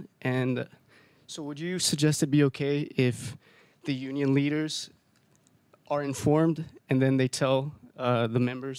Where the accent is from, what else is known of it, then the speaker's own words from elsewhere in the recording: Bolivia; moved away; I'm originally from Bolivia